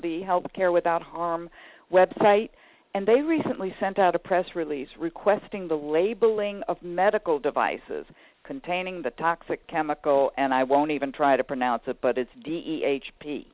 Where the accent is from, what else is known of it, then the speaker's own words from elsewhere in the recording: Chicago, Illinois, United States; I am from the Chicago area